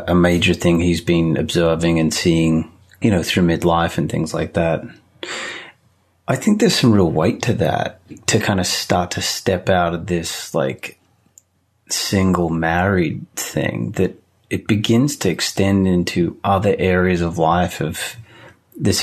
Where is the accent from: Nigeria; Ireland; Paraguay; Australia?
Australia; moved away as an adult; now in United States; I grew up in Australia